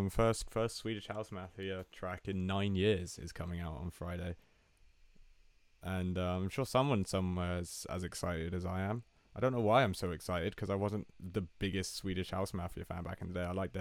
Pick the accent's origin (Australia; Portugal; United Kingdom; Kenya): Portugal; first language Portuguese; English is a second language; Yeah, it's quite weird considering we're only born 2 minutes apart and you were somehow born in Italy and I was born in Portugal and we're twins.